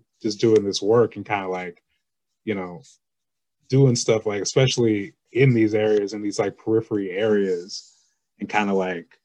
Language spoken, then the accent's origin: English; Lake Oswego, Oregon, United States; I grew up in Lake Oswego